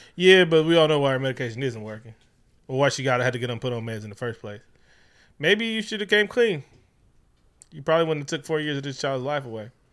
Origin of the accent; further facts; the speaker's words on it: Oakland, California, United States; Growing up in Oakland